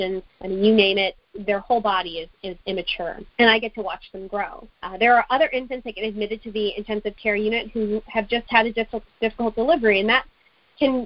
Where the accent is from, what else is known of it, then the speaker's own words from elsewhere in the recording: United States; also born or lived in Kerala, India; my American upbringing in school here